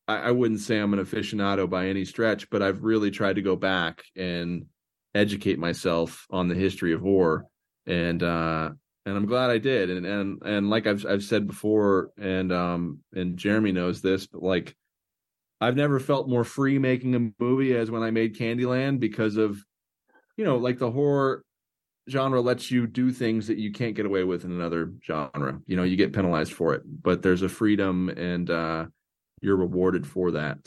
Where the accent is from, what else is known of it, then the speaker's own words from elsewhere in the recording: Oklahoma, United States; I'm from Oklahoma, and up until maybe a week ago, it was a very closed off and kind of repressed place